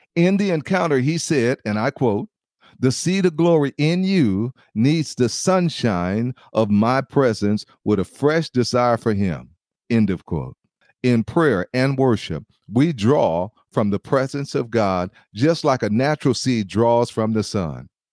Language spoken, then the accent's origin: English; Los Angeles, California, United States; I grew up in Compton and, and Watson, Los Angeles